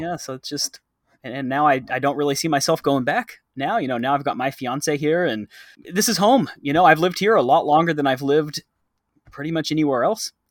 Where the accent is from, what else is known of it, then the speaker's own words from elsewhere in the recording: Texas, United States; now in Thailand; I'm from Texas.